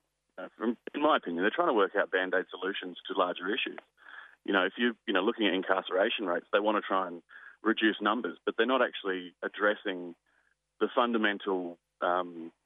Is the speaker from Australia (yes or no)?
yes; Kaurna country, South Australia, Australia; I was born on Kaurna country, and that's where I'm phoning in from today